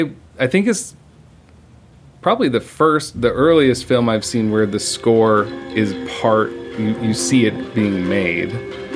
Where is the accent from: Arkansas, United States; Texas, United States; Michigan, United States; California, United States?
California, United States; Mojave Desert; now in Los Angeles, United States; I'm from the Mojave Desert